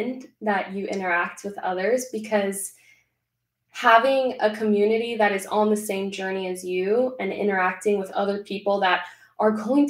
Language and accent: English; Venezuela; I'm Latina, born and raised in Venezuela